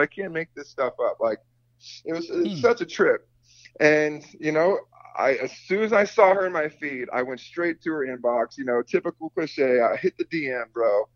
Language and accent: English; California, United States; in my hometown